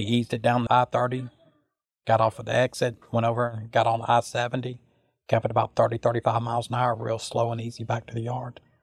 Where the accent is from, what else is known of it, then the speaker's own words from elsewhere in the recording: Sulphur, Louisiana, United States; I'm from Sulphur, Louisiana